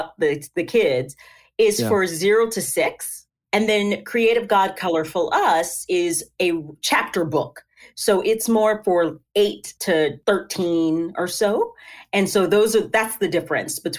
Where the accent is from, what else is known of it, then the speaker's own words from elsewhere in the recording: Tennessee, United States; So I am from Tennessee. That's where I live.